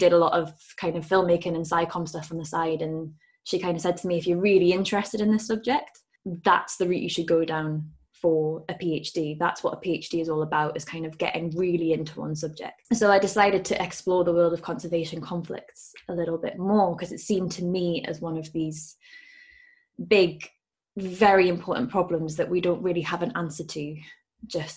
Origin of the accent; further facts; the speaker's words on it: Newcastle upon Tyne, North East England, United Kingdom; I grew up in Newcastle